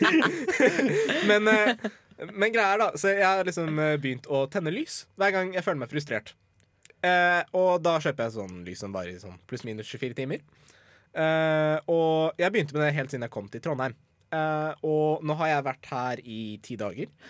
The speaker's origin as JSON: {"language": "Norwegian", "country": "Iran", "moved": "yes", "lives_now": "Norway", "said": "Jeg er altså fra Iran"}